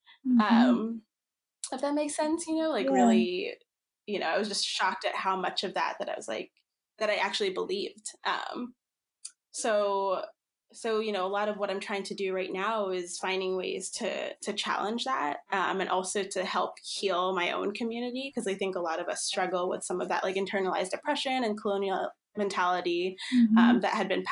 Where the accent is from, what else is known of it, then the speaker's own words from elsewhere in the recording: Philippines; born there; So I think I mentioned I'm Filipino. I was born in the Philippines.